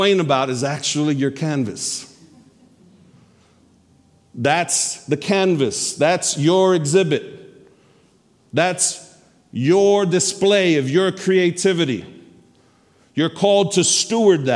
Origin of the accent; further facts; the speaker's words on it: New York, United States; I'm a New Yorker.